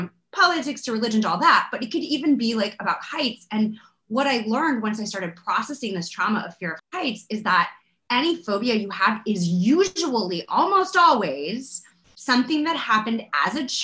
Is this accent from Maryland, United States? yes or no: no; Florida, United States; I grew up in Florida